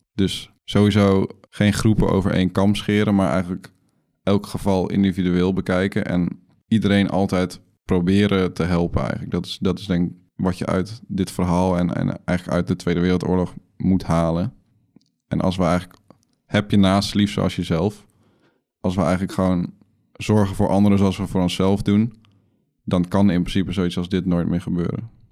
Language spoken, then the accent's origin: Dutch; Netherlands; als Nederlanders